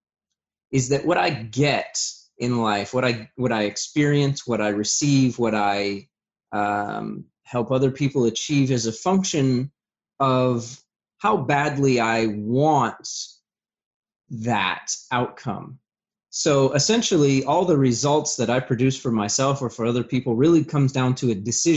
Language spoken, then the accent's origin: English; Vermont, United States; I'm originally from Vermont. And so as the story goes, you know, I had a pretty rough childhood